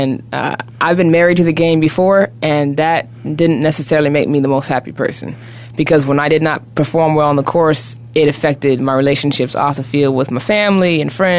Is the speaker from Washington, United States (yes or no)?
yes; Seattle, Washington, United States; moved away; I was raised in Seattle, Washington, Pacific Northwest